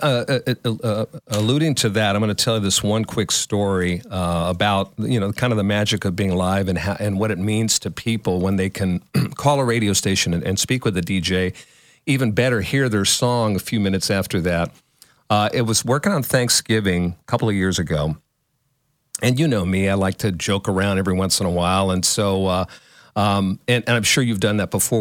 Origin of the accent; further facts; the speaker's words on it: Northern California, United States; also born or lived in Houston / Los Angeles; I'm a Californian, even Northern California.